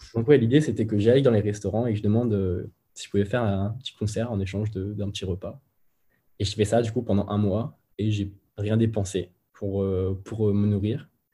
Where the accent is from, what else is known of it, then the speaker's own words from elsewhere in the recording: Moulins, Auvergne-Rhône-Alpes, France; moved away as an adult; now in Lyon, France; je suis originaire de Moulins, dans l'Allier, en plein milieu de la France